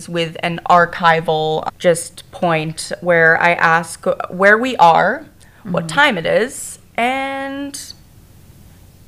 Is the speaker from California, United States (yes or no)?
no; Boston, Massachusetts, United States; we're both from Boston